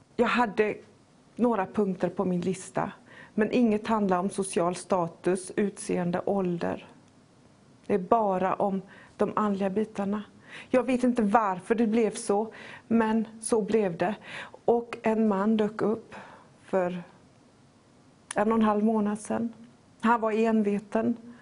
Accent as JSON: {"language": "Swedish", "country": "Poland", "tie": "born or raised there", "moved": "yes", "lives_now": "Sweden", "said": "Mitt hemland är inte Sverige, och inte ens Polen där jag är född, utan himmelriket"}